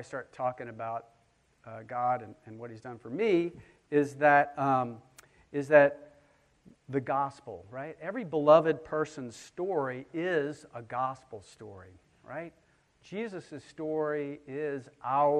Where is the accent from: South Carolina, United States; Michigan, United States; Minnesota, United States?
South Carolina, United States; Charleston; I grew up just around the corner on 60 Trad Street